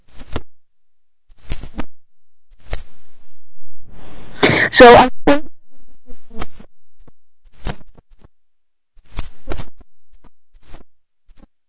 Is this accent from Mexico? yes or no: yes; Mexico; now in Netherlands; I'm from Mexico, and I didn't really grow up with all the Mexican traditions